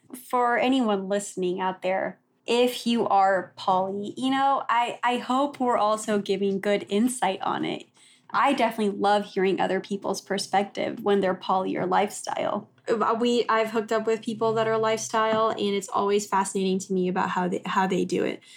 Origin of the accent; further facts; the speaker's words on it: Texas, United States; moved away as an adult; also born or lived in Oklahoma; we grew up in Texas and then I went to school in Oklahoma